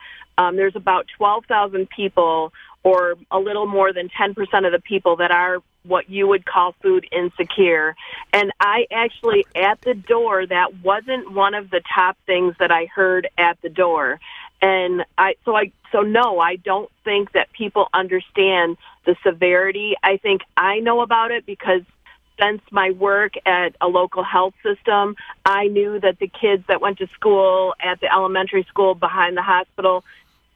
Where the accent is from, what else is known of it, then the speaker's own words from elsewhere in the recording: Eaton County, Michigan, United States; I am from Eaton County, Michigan